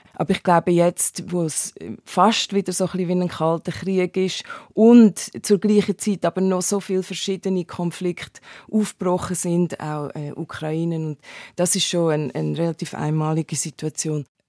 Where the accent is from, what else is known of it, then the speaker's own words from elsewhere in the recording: Hünenberg, Zug, Switzerland; moved away as an adult; also born or lived in Canton of Solothurn / Timor; now in New York, United States; ich bin aufgewachsen in, im Kanton Zug in Hüneberg